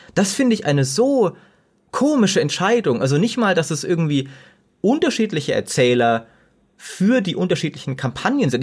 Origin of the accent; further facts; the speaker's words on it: Germany; wir als Deutsche